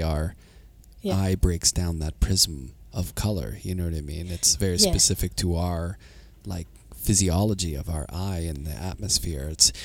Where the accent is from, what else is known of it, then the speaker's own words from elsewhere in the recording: Pittsburgh, Pennsylvania, United States; I teach at Penn State and I'm from Pittsburgh, so I'd gone to Philly a lot from when I was a kid